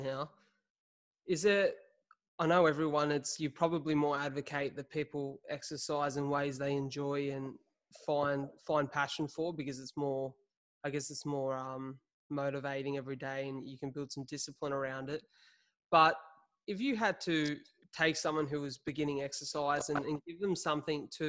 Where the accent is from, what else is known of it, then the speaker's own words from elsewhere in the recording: Wollongong, New South Wales, Australia; my hometown of Wollongong